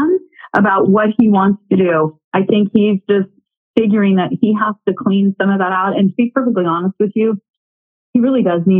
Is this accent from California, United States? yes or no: yes; California, United States; I grew up in California also